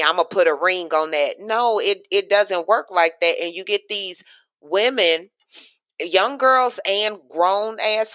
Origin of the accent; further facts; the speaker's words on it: Louisiana, United States; I'm in and from Louisiana